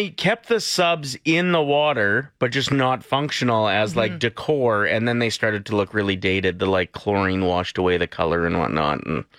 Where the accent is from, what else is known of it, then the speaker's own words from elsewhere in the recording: North Battleford, Saskatchewan, Canada; There used to be water slides near my hometown in North Battleford